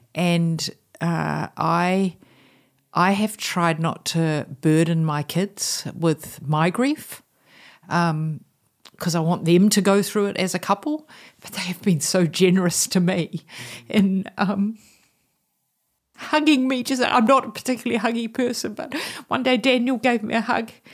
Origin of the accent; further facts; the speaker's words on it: New Zealand; moved away as an adult; for me as a New Zealander to have a bicultural heritage